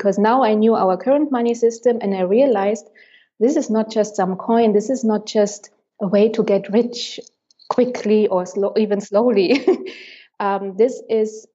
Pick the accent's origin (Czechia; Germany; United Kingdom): Germany; moved away as an adult; now in Berlin, Germany; 3 years ago, I moved to Berlin, back to my home country